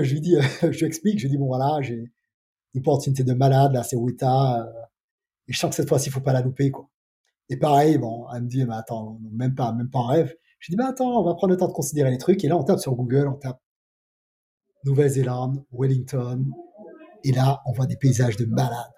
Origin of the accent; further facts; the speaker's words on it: Martinique; moved away as an adult; also born or lived in Paris; je viens de Martinique